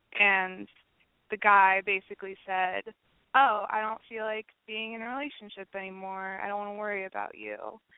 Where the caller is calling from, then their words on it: San Francisco, California, United States; I'm 25 in San Francisco.